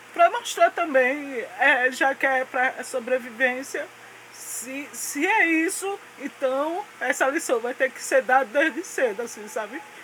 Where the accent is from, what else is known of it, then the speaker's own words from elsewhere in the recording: Recife, Pernambuco, Brazil; eu nasci na zona, antigamente tinha a zona ali no Marco Zero, então de lá que eu vim, da zona